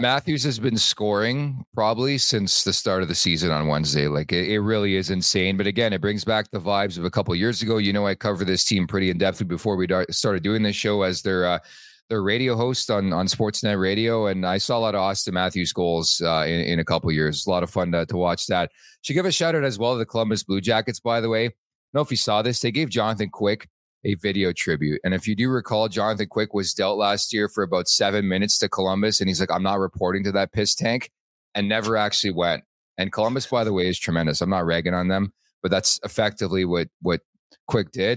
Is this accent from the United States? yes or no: no; Montreal, Quebec, Canada; I was born in Montreal